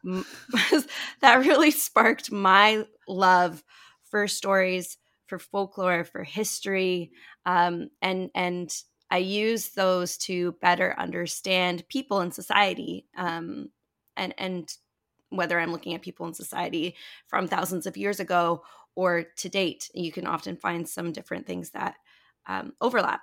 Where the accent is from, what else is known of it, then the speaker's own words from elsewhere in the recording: Toronto, Ontario, Canada; I grew up in Toronto, Canada, and, um, I am still living here